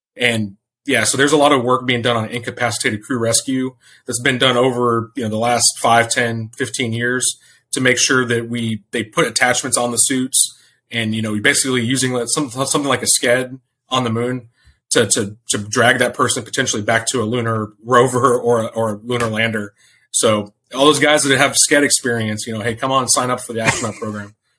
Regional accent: Hill Country, just north of San Antonio, Texas, United States; moved away; I grew up in the Hill Country, just north of San Antonio

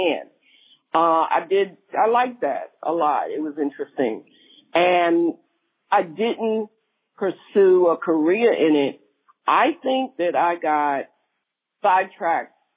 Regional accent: New York City, New York, United States; I'm from Brooklyn, New York, and I've been here in Williamsburg

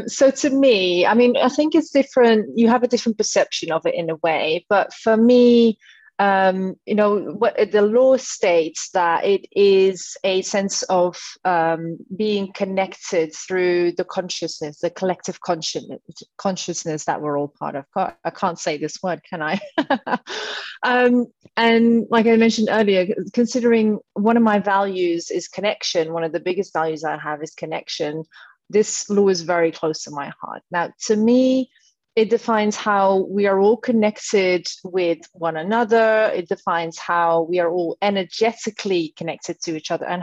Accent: Netherlands; moved away as an adult; now in London, United Kingdom; I'm born and raised in the Netherlands, 32 years old, been a Londoner since 2015

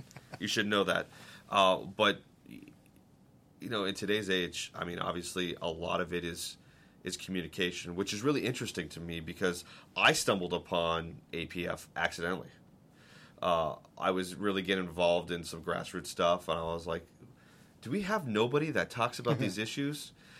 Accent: Boston, Massachusetts, United States; I'm a diehard Red Sox fan. I'm from Boston. I know you asked me where the accent is. I lost it a long time ago when I moved around the country.

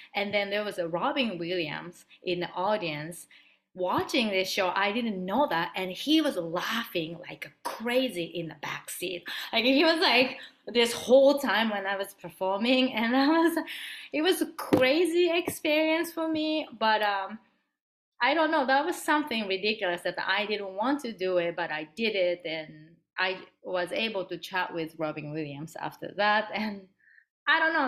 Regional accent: Japan; English is a second language; moved away; also born or lived in San Francisco; growing up in Japan

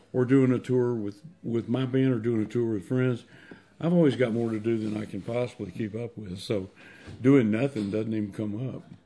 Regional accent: Anniston, Alabama, United States; I'm from Anniston, Alabama.

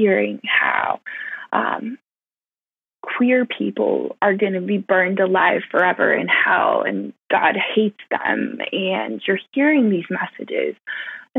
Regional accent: California, United States; I grew up in California

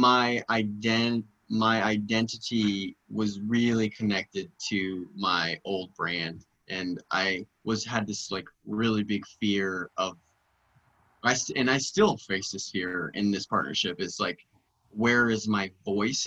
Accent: Andrews, Texas, United States; We produced the first Pride in Andrews, in my hometown

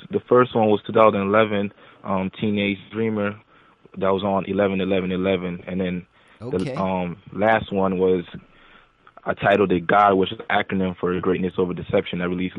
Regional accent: New Britain, Connecticut, United States; also born or lived in Newark, New Jersey; I'm from New Britain, Connecticut, but I was born in Newark, New Jersey

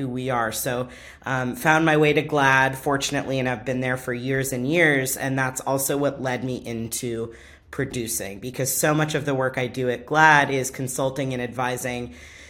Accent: Orange County, California, United States; growing up in Orange County, California

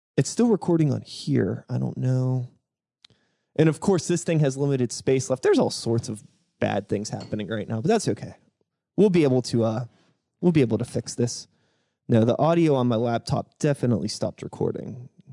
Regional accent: Woodland Hills area, Pennsylvania, United States; I'm a Woody High. alum

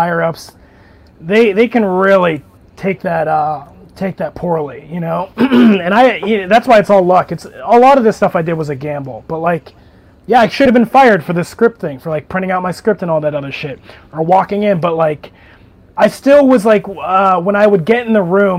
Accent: Chicago, Illinois, United States; moved away; I was from Chicago

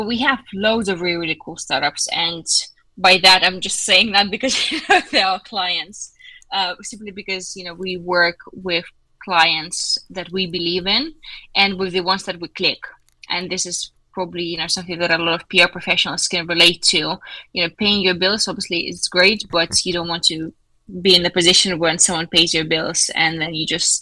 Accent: Lithuania; I'm from Lithuania

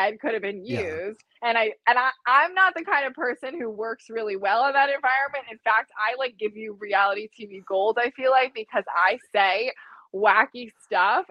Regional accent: New York City, New York, United States; moved away; I'm originally from New York City

